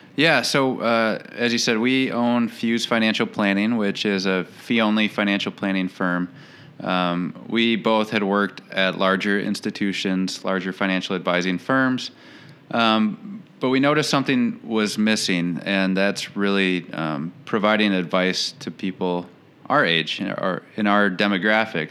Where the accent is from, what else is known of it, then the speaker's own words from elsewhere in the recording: Saint Paul, Minnesota, United States; moved away as an adult; also born or lived in Portland, Oregon; now in Rochester, United States; I am originally from St. Paul, Minnesota, born and raised